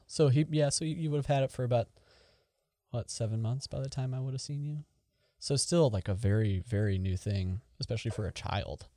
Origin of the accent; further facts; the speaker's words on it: Tulsa, Oklahoma, United States; I grew up here in Tulsa.